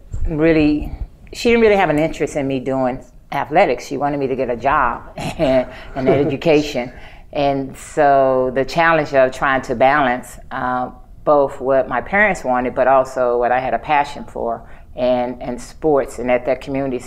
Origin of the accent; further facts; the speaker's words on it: East St. Louis, Illinois, United States; also born or lived in Los Angeles, California; I grew up in East St. Louis, Illinois